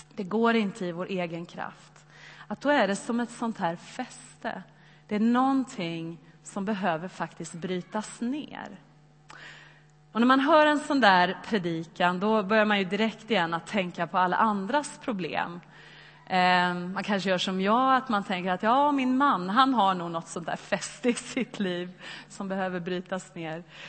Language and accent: Swedish; Sweden; oss som svenskar